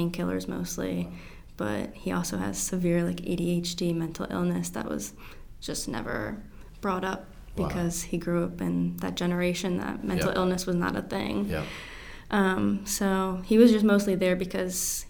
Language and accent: English; Ellicott City, Maryland, United States; I grew up in Ellicott City. So about like 30 minutes from here, Howard County.